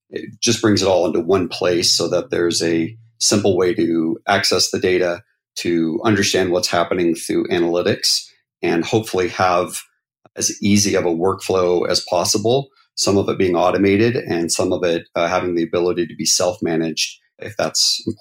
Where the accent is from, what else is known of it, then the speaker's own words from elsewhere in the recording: North Carolina, United States; now in Utah, United States; So uh, I was born and raised mostly in North Carolina and in the South. My dad was military, so we moved about every three years.